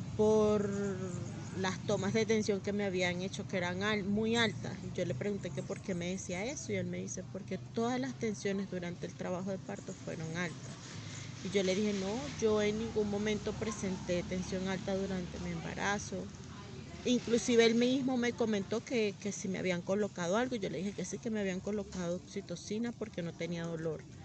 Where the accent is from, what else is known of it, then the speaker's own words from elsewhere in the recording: Venezuela; moved away as an adult; also born or lived in Bogotá, Colombia; now in Villavicencio, Colombia; el país de donde vengo, Venezuela